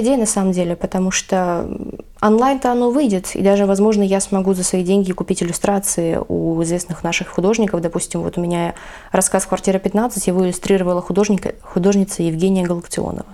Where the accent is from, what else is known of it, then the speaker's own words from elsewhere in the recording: Vladivostok, Primorsky Krai, Russia; я в детстве росла на Чуркине